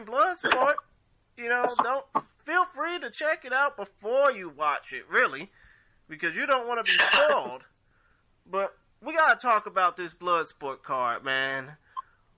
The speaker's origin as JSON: {"language": "English", "region": "Texas", "country": "United States", "said": "I'm from Texas"}